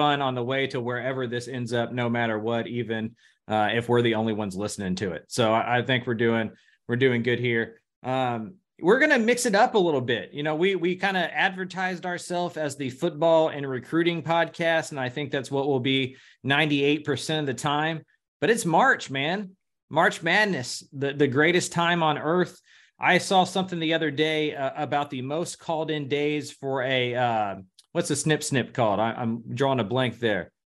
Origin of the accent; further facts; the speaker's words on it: Houston, Texas, United States; I was a pretty big N B A fan growing up around Houston